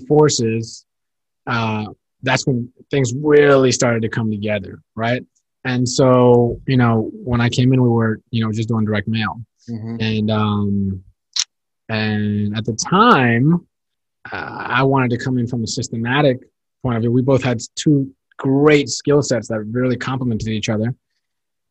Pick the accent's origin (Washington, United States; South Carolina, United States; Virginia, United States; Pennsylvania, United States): Virginia, United States; Northern; also born or lived in New York / Seattle; I'm from Northern Virginia. Born and raised